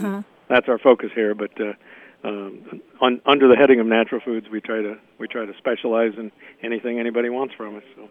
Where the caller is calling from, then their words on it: Bloomington, Indiana, United States; I'm calling from Bloomington, Indiana.